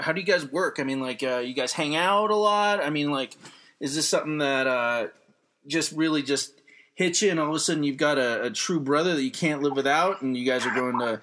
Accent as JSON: {"language": "English", "region": "New Mexico", "country": "United States", "moved": "yes", "said": "I'm from New Mexico."}